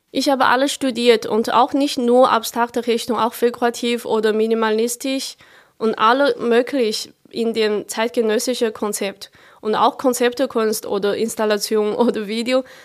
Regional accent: a smaller town near Chongqing, China; German is a second language; moved away as an adult; now in Germany; Meine Heimat ist in einer noch kleineren Stadt äh, neben dieser Stadt Chongqing

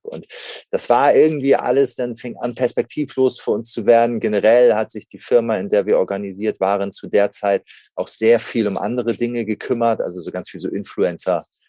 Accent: Hamburg, Germany; geboren in Hamburg, hier auch aufgewachsen

